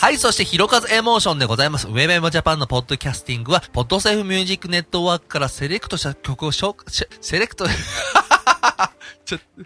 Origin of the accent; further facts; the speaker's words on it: Japan; 僕はもう本当にこの小田坂という町に、うん、もう本当に子供の頃から住んでますから